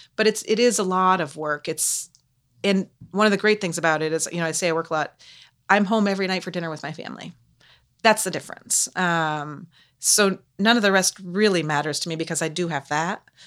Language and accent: English; Canaan, Vermont, United States; moved away as an adult; also born or lived in Lancaster, New Hampshire; I've lived in Canaan for the first eighteen years of my life.